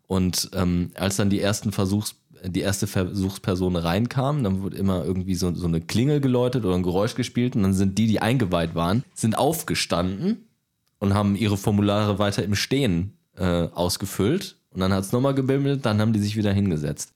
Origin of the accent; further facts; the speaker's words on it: Duisburg, North Rhine-Westphalia, Germany; komme aus NRW, komme aus Duisburg